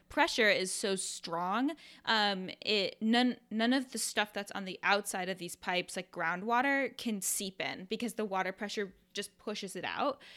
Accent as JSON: {"language": "English", "region": "Iowa", "country": "United States", "tie": "born or raised there", "said": "When I was a kid, I, I'm from, I'm from Iowa."}